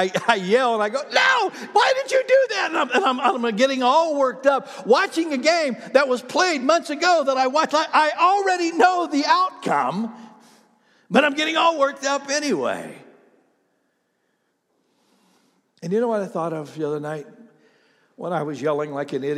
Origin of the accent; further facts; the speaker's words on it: Ohio, United States; moved away; my hometown in Ohio